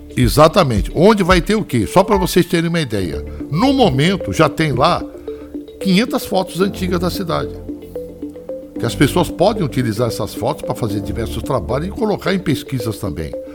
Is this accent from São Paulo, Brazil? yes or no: yes; São Paulo, Brazil; also born or lived in Belém, Pará; now in Praia Grande, Brazil; eu nasci na cidade de Belém, no estado do Pará, e muito novo eu vim para São Paulo, onde eu fui criado na capital paulista